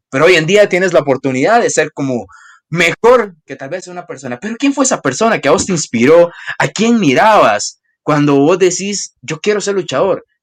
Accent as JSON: {"language": "Spanish", "country": "Costa Rica", "said": "Soy de Costa Rica, no importa"}